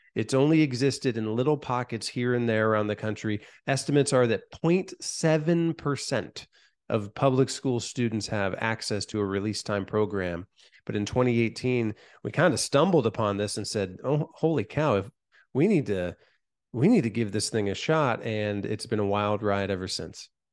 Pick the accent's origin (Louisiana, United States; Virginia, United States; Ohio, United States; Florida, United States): Ohio, United States; Van Wert; my hometown of Van Wert, Ohio